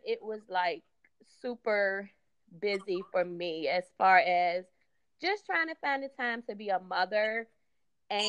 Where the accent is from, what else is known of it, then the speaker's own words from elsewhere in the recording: Richmond, Virginia, United States; born and raised in Richmond, Virginia